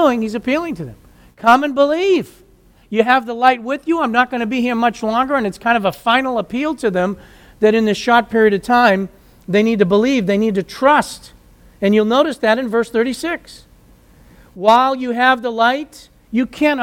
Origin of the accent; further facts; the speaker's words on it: United States; I grew up in the United States